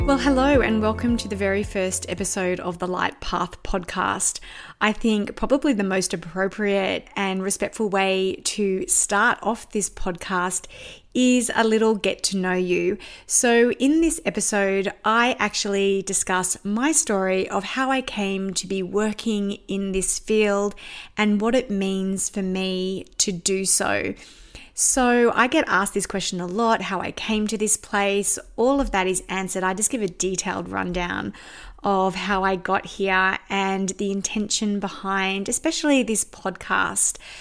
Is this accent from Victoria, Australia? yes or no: no; Sydney, New South Wales, Australia; accent: Australian; moved away; I was born and bred in Sydney in the northwest suburbs.